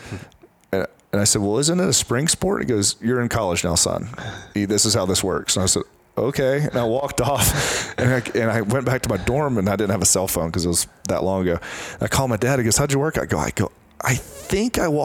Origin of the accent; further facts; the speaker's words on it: Columbia, South Carolina, United States; I'm from Columbia, South Carolina